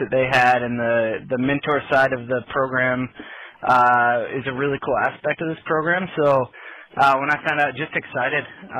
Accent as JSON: {"language": "English", "town": "South Bend", "region": "Indiana", "country": "United States", "tie": "born or raised there", "lives_now": "Fishers, United States", "said": "I grew up in South Bend, Indiana area"}